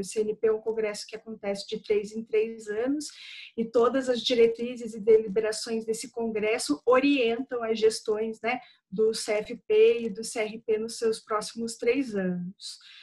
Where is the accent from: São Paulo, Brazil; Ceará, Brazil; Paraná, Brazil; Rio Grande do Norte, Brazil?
Paraná, Brazil; Curitiba; Sou daqui de Curitiba